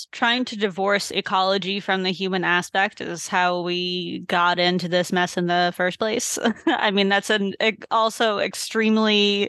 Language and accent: English; Massachusetts, United States; also born or lived in New Hampshire / Maine; So I moved up to Maine when I was 18. I grew up in Massachusetts, then New Hampshire, then Maine, just kind of steadily moving further north.